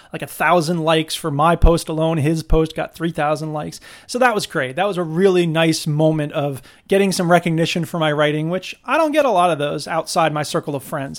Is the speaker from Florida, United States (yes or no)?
yes; Florida, United States; now in Wisconsin, United States; I'm from Florida